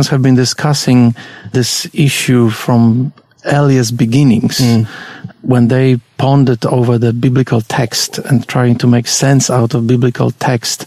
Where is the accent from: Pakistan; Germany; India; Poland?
Poland; English is a second language; moved away as an adult; now in Australia; I was born and bred in Poland until I was 21. Then I came to Australia in 1986. And that's when I learned to speak English. So that's why I still have an accent.